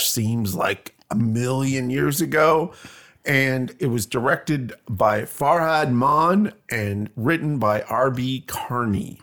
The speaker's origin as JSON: {"language": "English", "country": "Canada", "also_born_or_lived": "Toronto, Canada", "moved": "as an adult", "lives_now": "Bloomington, United States", "said": "I am Canadian."}